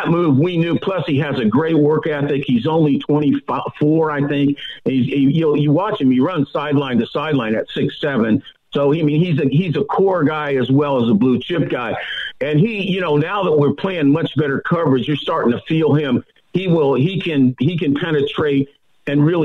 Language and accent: English; Decatur, Illinois, United States; In the 50s, growing up in Decatur, Illinois